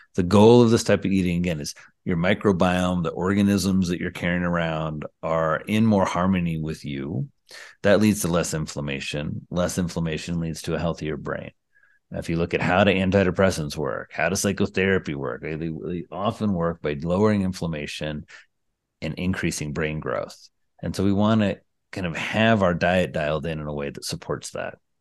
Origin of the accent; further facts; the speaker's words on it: Indiana, United States; I come from Indiana, the land of the sea